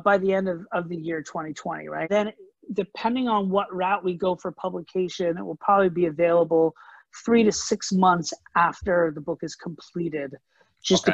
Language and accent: English; Orlando, Florida, United States; moved away as an adult; also born or lived in New York City; I grew up in Orlando, Florida, and then I moved to New York City for college